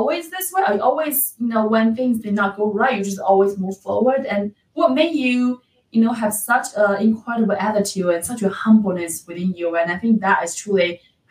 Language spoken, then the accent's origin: English; China; moved away; I'm from China